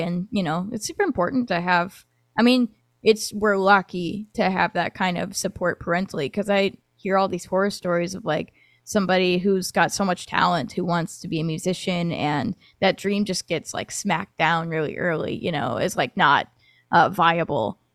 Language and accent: English; Michigan, United States; moved away as an adult; now in Nashville, United States; I was actually born in Nashville and then lived in Michigan for, like, twenty years